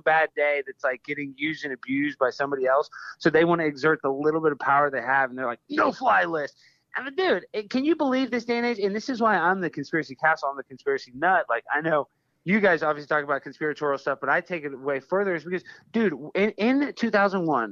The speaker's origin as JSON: {"language": "English", "region": "Texas", "country": "United States", "tie": "born or raised there", "said": "I was raised in Texas"}